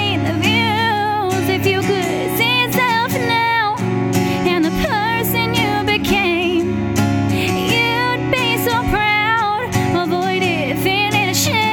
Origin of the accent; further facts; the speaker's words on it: South Shore, Massachusetts, United States; I will be in my hometown at Brack's Grill and Tap on July 8th